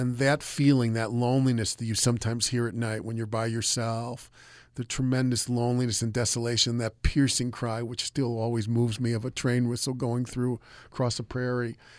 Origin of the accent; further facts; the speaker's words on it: United States; I'm an American